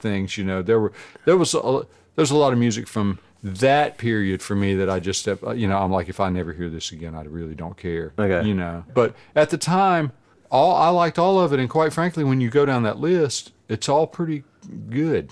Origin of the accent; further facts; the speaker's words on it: Burgaw, North Carolina, United States; I'm from a little town called Burgaw